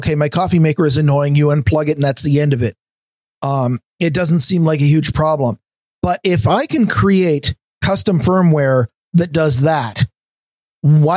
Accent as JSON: {"language": "English", "country": "United States", "said": "I'm an American"}